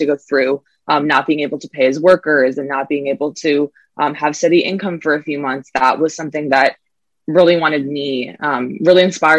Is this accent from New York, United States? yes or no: yes; New York City, New York, United States; I grew up in New York City surrounded by pollution and surrounded by garbage everywhere.